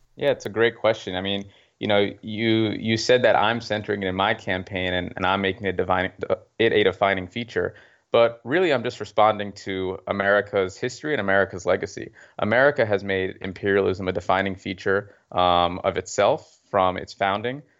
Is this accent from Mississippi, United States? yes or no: no; Mount Vernon, New York, United States; I grew up in Mount Vernon